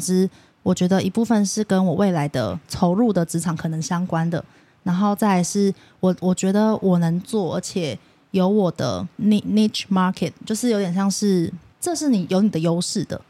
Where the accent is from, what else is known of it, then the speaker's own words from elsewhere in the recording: Taipei, Taiwan; 我虽然我是台北人